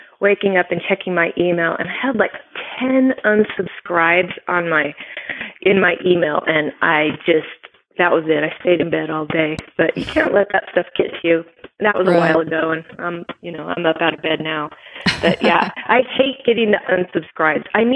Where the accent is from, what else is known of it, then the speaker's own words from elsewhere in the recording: California, United States; now in Utah, United States; I live in Utah. I'm from California, but I live here now